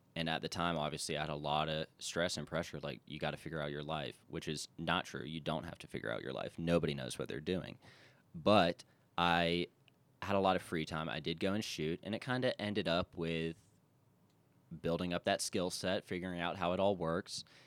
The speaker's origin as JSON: {"language": "English", "town": "Charleston", "region": "South Carolina", "country": "United States", "tie": "born or raised there", "said": "I am from Charleston, South Carolina, which is easily my favorite place in the world, and I've been a few places, but from Charleston, born and raised"}